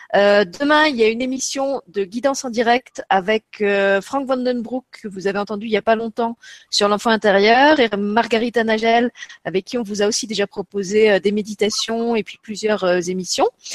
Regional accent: Luxembourg; chez nous au Luxembourg

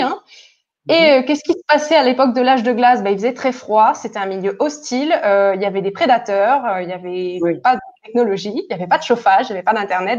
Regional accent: Toulouse, Occitania, France; now in Barcelona, Spain; moi je viens de Toulouse et je vis aujourd'hui à Barcelone.

